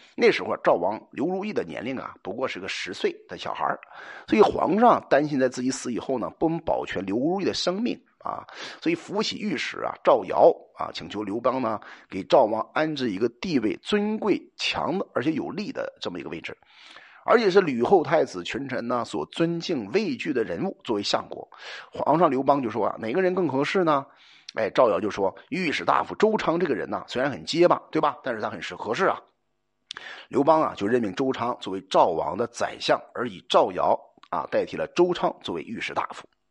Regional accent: China; 我们中国人

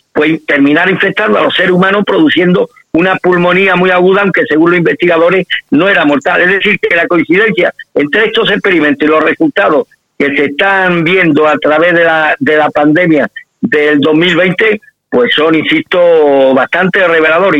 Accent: Spain

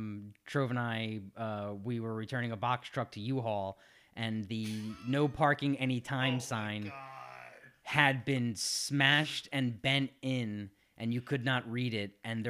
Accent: Philadelphia, Pennsylvania, United States; I'm from South Philly, where we park wherever we want.

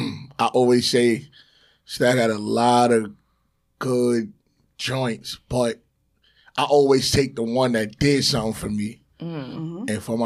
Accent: New York City, New York, United States; I'm definitely, I'm from Far Rock America.

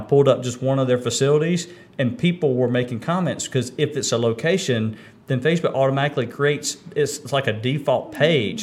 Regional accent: Kinston, North Carolina, United States; I grew up here in Kinston

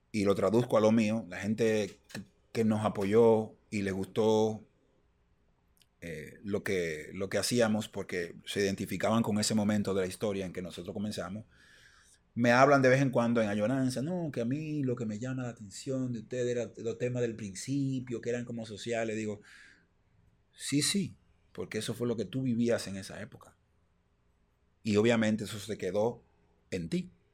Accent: Dominican Republic; nosotros somos dominicanos

